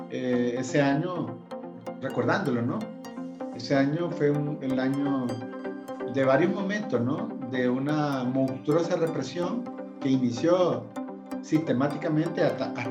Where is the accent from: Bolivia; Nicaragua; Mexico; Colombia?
Nicaragua; moved away; En diferentes momentos salimos de Nicaragua.